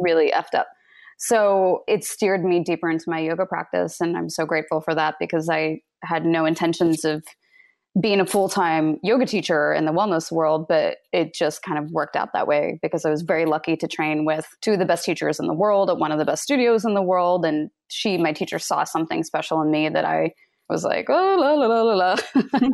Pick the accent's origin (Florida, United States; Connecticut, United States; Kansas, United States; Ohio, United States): Kansas, United States; I grew up in Kansas